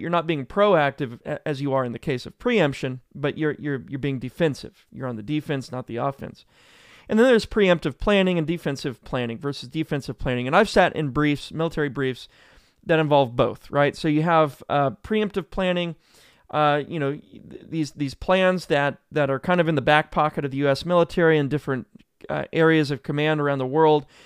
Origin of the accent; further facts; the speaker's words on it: Joplin, Missouri, United States; moved away; a massive tornado went through my hometown. I'm from Joplin, Missouri